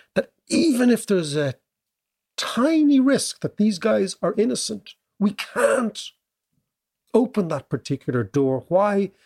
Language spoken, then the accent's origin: English; Ireland; as an Irish kid at the time, young kid